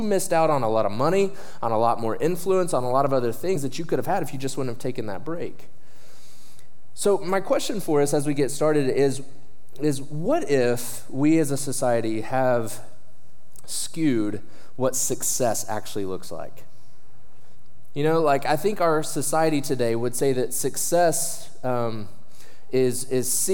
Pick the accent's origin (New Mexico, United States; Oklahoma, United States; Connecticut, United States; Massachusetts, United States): Oklahoma, United States; I'm from Oklahoma